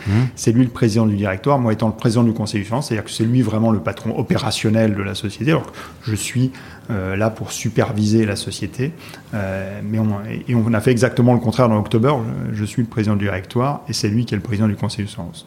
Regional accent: Haute-Savoie, Auvergne-Rhône-Alpes, France; moved away as an adult; also born or lived in Strasbourg; now in Paris, France; Je suis originaire de Haute-Savoie.

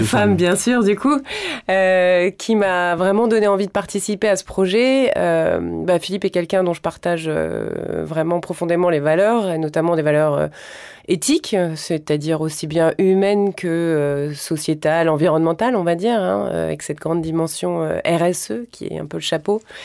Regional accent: Carry-le-Rouet, Provence-Alpes-Côte d'Azur, France; also born or lived in Marseille; c'est surtout l'endroit où j'ai grandi. En fait, mes grands-parents y vivaient

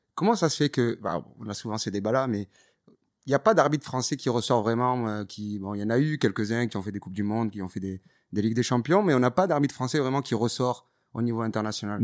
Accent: Toulouse, Occitania, France; viens de Toulouse, donc j'ai vécu ça avec le TFC des années

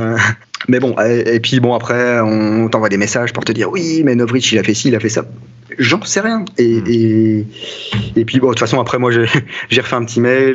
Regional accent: France; je suis français

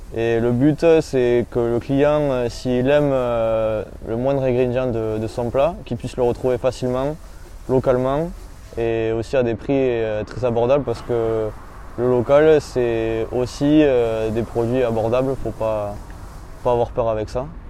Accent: Bagnères-de-Bigorre, Occitania, France; moved away as an adult; now in Bayonne, France; je suis originaire de, Bagnères de Bigorre.

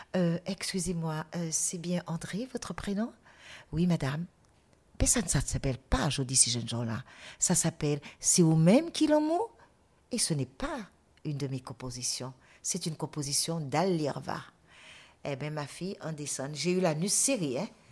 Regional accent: Guadeloupe; je suis guadeloupéenne et non pas martiniquaise

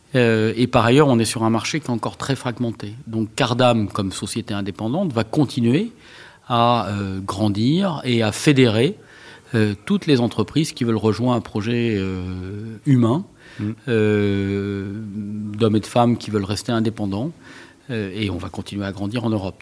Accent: Villedieu, France; je suis né à Villedieu

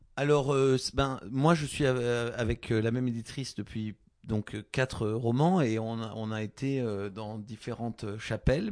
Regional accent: Gascony, Occitania, France; dans le sud-ouest, les Gascons, là d'où je viens

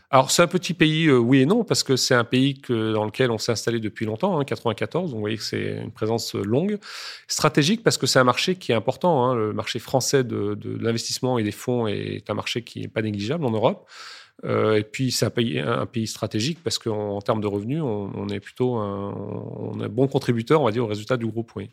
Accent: France; je suis né en France, j'ai toujours euh, mangé français

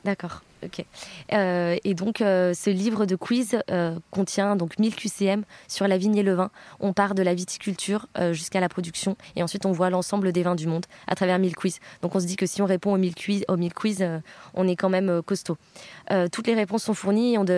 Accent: Bordeaux, Nouvelle-Aquitaine, France; also born or lived in Switzerland / Düsseldorf, Germany / Berlin, Germany; je viens de Bordeaux. J'ai grandi à Bordeaux

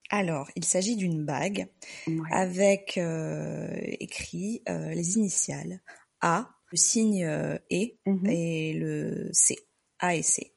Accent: Marseille, Provence-Alpes-Côte d'Azur, France; now in Lyon, France; on habite à Lyon et on est originaire de Marseille.

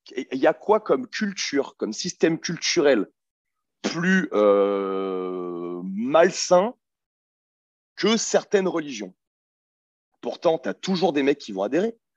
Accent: France; je suis un petit Français de merde

